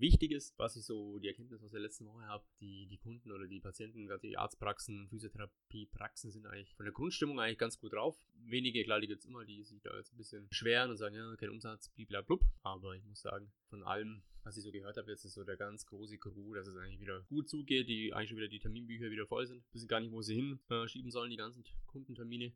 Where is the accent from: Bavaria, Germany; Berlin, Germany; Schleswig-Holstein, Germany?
Bavaria, Germany; Allgäu; bei uns im Allgäu, gibt es auch ein paar schöne Plätzchen. Vom Bodensee bis, bis hoch nach Kempten und, und also da gibt es genug zum Sehen und zu erkunden, selbst wo ich noch nicht war, obwohl ich schon 35 Jahre hier wohne